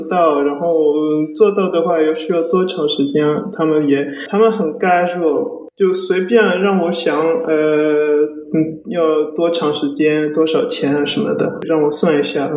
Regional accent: Paris, Île-de-France, France; also born or lived in Wenzhou, China / New York, United States; 我是一位来自巴黎的字体设计师，呃，父母是中国温州来的，一九九零年的时候，呃，都都搬到法国去，呃，一大部分的教育都是在法国巴黎学

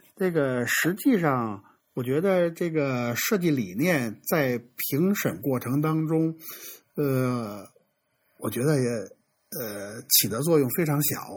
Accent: China; 我觉得我们中国人做宋体、做黑体

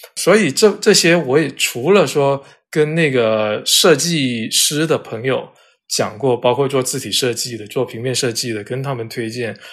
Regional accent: Guangdong, China; now in Beijing, China; 我自己作为广东人

